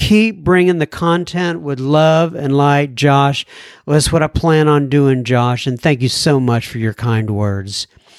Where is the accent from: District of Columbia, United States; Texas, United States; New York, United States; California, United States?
Texas, United States; Dallas; also born or lived in North Carolina; I am from Dallas, Texas. I lived in North Carolina for the last couple of years